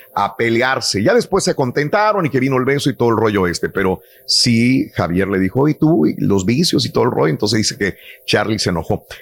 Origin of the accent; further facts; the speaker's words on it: Matamoros, Tamaulipas, Mexico; moved away; mi ciudad natal, Matamoros